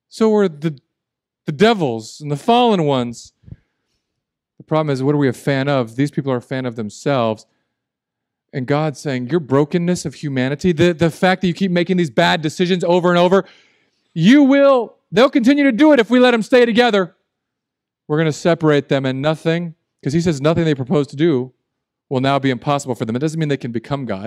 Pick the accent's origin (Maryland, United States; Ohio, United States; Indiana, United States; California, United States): California, United States; Southern; the emergency Spanish I learned where I grew up in Southern California